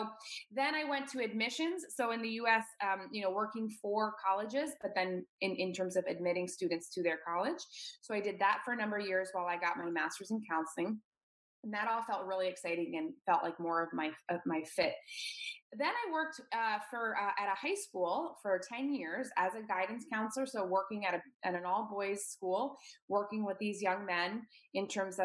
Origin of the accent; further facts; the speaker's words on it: Washington, District of Columbia, United States; moved away as an adult; also born or lived in New York; move away from my hometown in DC, in the Washington, DC area.